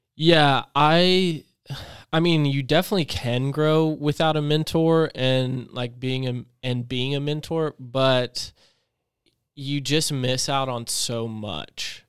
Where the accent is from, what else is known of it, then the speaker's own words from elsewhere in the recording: Clinton, North Carolina, United States; also born or lived in Chapel Hill, North Carolina; I lived in Chapel Hill. And then when I moved from Chapel Hill to this really small country town, Clinton, North Carolina